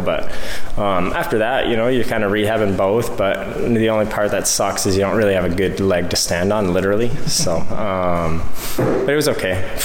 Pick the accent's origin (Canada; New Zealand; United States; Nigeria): Canada; as a Canadian